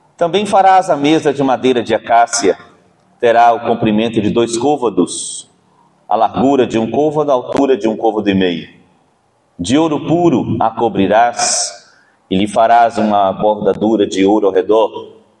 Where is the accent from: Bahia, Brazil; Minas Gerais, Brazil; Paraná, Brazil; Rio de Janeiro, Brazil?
Bahia, Brazil; como um bom baiano